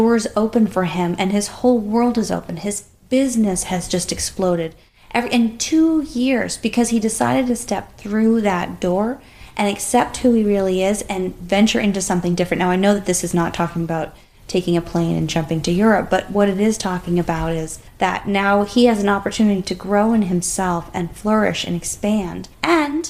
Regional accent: United States; we've lived our life as an American culture

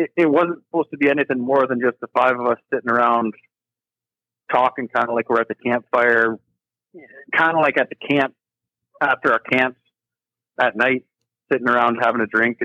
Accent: Kincardine, Ontario, Canada; I'm from Kincardine, Ontario, right on the Lake Huron

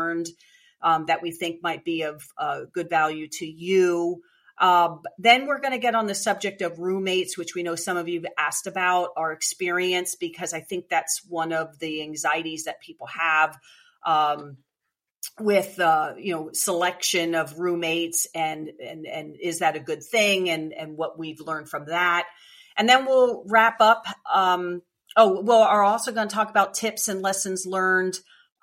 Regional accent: Eastern Pennsylvania, United States; I'm from Eastern PA.

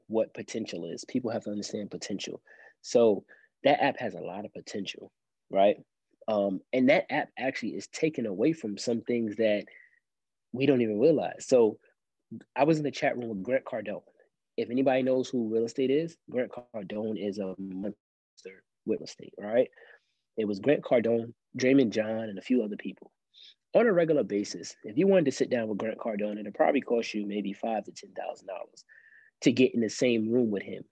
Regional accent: New York City, New York, United States; now in Columbia, United States; I grew up in Brooklyn, New York, mostly, right? Actually, you know, a good percent of my life, right, until I moved down south.

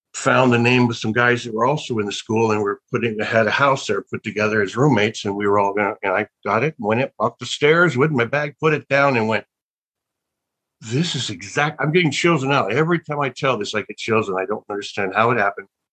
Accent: Birmingham, Alabama, United States; I was born in Birmingham, Alabama

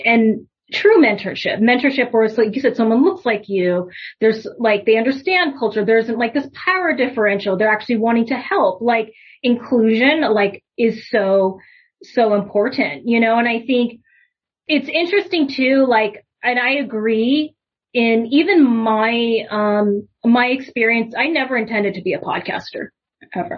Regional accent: United States; I'm Japanese American

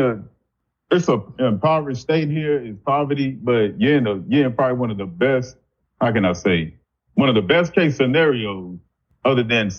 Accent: Chicago, Illinois, United States; moved away as an adult; now in Pine Bluff, United States; I'm originally from Chicago.

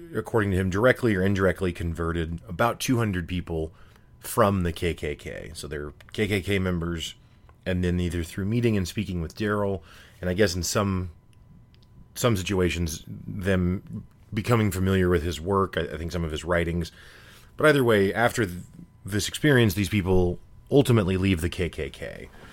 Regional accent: Midwest, United States; growing up in the Midwest, you know, I, I went to school my whole life with almost all white kids

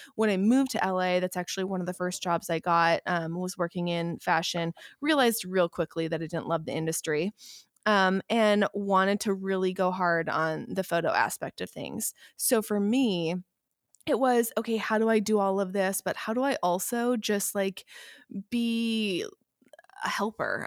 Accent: Midwest, United States; also born or lived in Vermont; now in Los Angeles, United States; I am, originally, I'm a Midwesterner

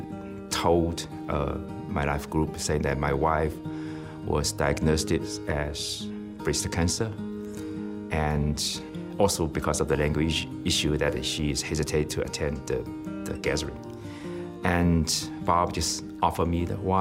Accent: China; moved away as an adult; I'm from China

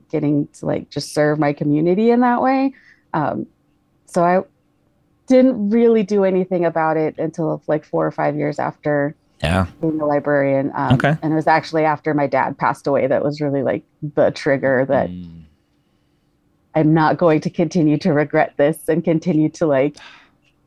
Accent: Colorado, United States; moved back to my home state of Colorado

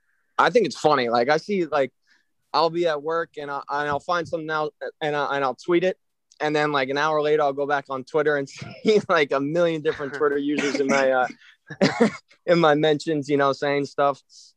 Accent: Long Island, New York, United States; I'm from Long Island.

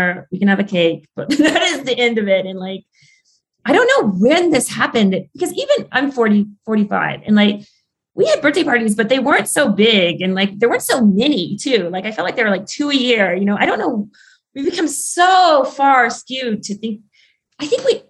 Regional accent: Ireland; Like I'm Irish in the stories in Ireland are almost like so similar to the stories in the Arctic.

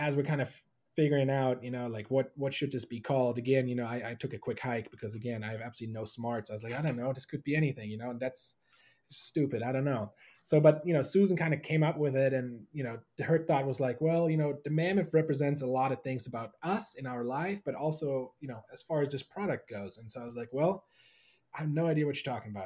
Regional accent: Germany; moved away; I was born and raised in Germany

